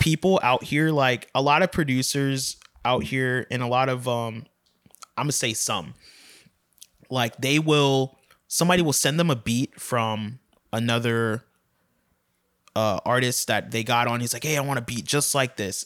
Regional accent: Largo, Florida, United States; also born or lived in St. Petersburg, Florida / Tallahassee, Florida; I was born in Saint Petersburg, but lived in Largo, Largo, Clearwater area most of my life

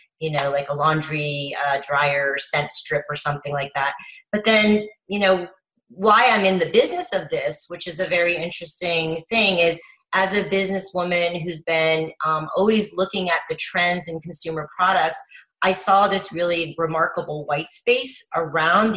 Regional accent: Paris, Île-de-France, France; also born or lived in Miami, United States; took her young family to Paris to start over

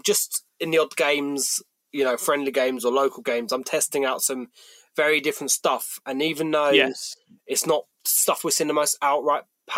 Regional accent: Kent, South East England, United Kingdom; I'm from Kent

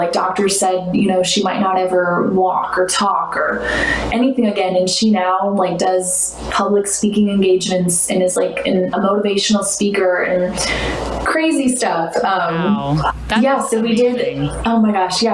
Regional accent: St. Louis, Missouri, United States; also born or lived in Kentucky; born and raised St. Louis

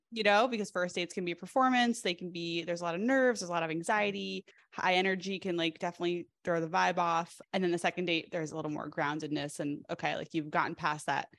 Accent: East Coast, United States; I'm from the East Coast as well

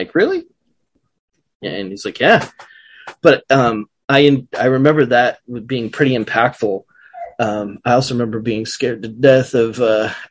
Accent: San Jose, California, United States; I grew up in San Jose, California

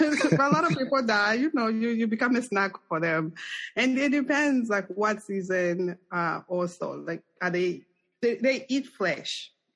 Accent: Zambia; English is a second language; now in United States; So I share the thing with you with Colorado. We are a landlocked country.

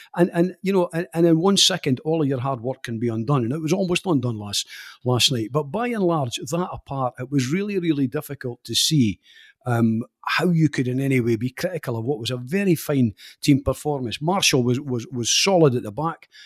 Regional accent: Scotland, United Kingdom; Scottish football fans

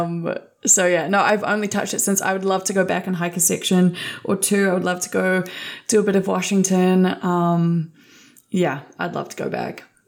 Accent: New Zealand; I grew up in Aotearoa, New Zealand.

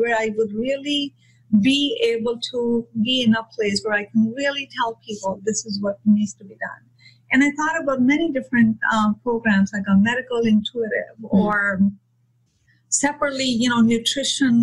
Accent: India; moved away; I come from India

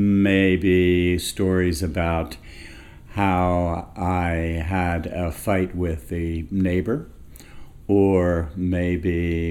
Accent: Philadelphia, Pennsylvania, United States; accent: Philadelphia; It allowed me to get rid of my Philadelphia accent, which I really regret because I can't get it back, except on Thanksgiving when I'm with my family, and Mummer's Day when I'm down on Broad Street with the other Philadelphians.

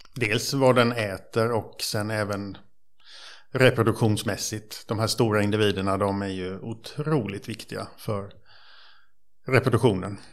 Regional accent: Bankeryd, Jönköping County, Sweden; jag är uppvuxen i, eh, Trånghalla, eller Bankeryd kan man säga, på Vätterns

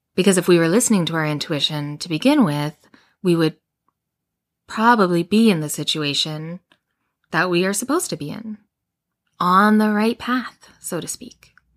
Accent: Edmonton, Alberta, Canada; I grew up in Edmonton, Alberta

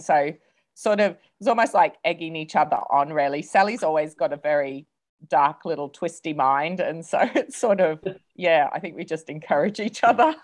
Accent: Australia; also born or lived in England; now in New Zealand; I'm from Australia, but have lived in England for many years before moving to New Zealand

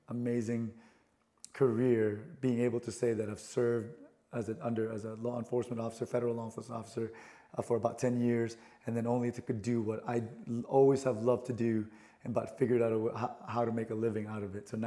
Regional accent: Philippines; moved away; I'm an immigrant from the Philippines, right? I was born and raised there

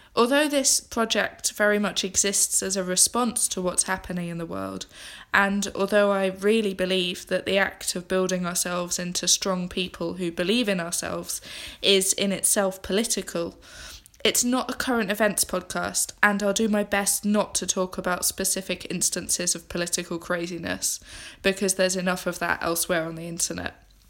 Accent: England, United Kingdom; moved away as an adult; now in Scotland, United Kingdom; I'm an English girl who has recently moved to Scotland

